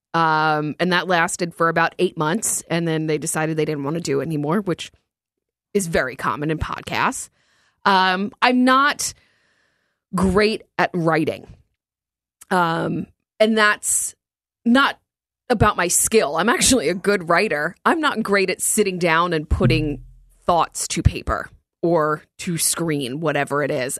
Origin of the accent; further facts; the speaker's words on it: New Jersey, United States; I grew up in North Jersey